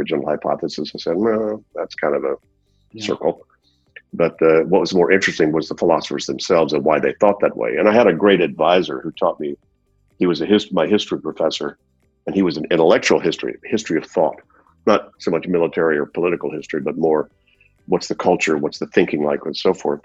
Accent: Louisiana, United States; also born or lived in Zurich, Switzerland; As a kid, I was an actor in the city that I grew up in Louisiana, in the U.S.

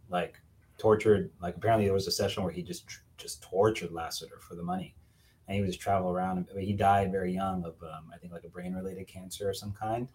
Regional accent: Miami, Florida, United States; I'm from Miami originally

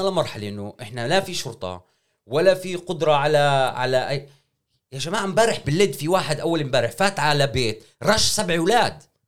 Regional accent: Israel; احنا كفلسطينيين واحنا ك, يعني كمجموعه قوميه في داخل هاي البلاد

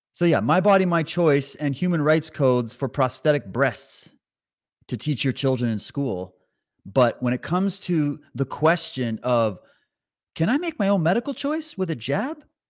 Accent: Alberta, Canada; I was born in Alberta. I got Alberta blood in me.

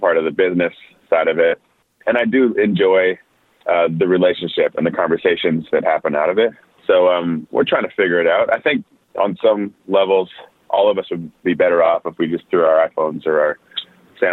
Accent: Winnipeg, Manitoba, Canada; moved away as an adult; also born or lived in Nashville, United States / Edmonton, Canada; I lived growing up in Winnipeg

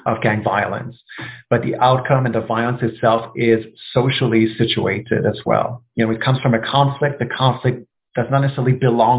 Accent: Canada; As a Canadian

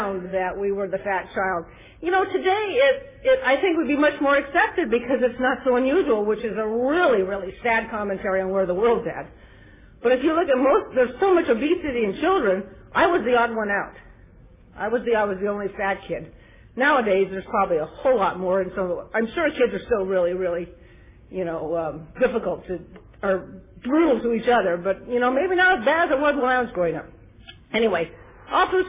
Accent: Glendale, California, United States; now in Ontario, United States; I was born and raised in Glendale, so I haven't gone too far to Ontario

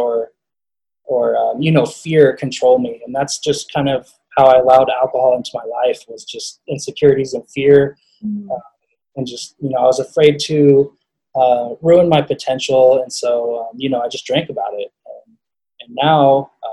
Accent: Colorado, United States; I wanted to play at CU. I wanted to play for my home state.

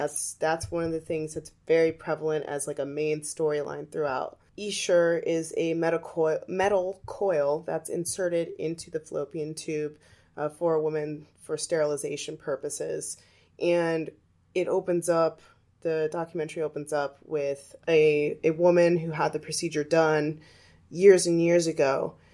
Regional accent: Arizona, United States; my home state of Arizona

